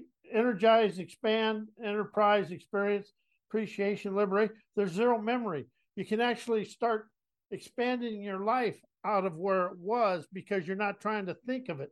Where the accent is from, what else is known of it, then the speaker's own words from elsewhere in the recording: South Dakota, United States; moved away; also born or lived in San Antonio, Texas; I was a cowboy from South Dakota.